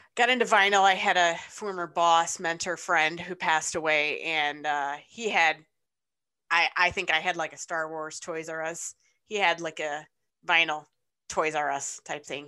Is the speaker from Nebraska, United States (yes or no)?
no; Ypsilanti, Michigan, United States; I grew up in Ypsilanti, Michigan